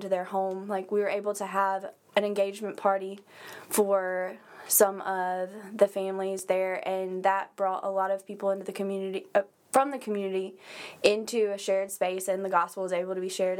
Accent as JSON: {"language": "English", "town": "Wiggins", "region": "Mississippi", "country": "United States", "moved": "as an adult", "lives_now": "Hattiesburg, United States", "said": "I'm originally from Wiggins, Mississippi, and moved to Hattiesburg when I started school at William Carey"}